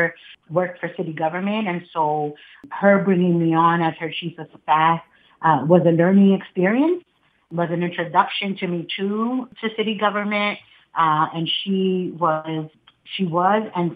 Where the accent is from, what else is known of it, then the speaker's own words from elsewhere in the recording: Philadelphia, Pennsylvania, United States; My roots are from right here. I'm born and raised in Philadelphia. Most of my childhood was spent in the Huntington Park community.